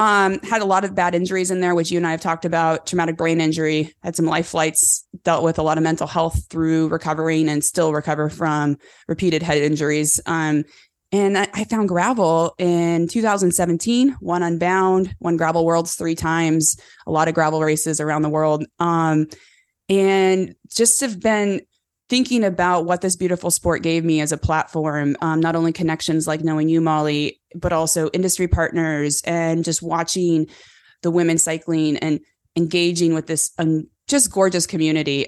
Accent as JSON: {"language": "English", "region": "California", "country": "United States", "tie": "born or raised there", "said": "born and raised in California on a cattle ranch"}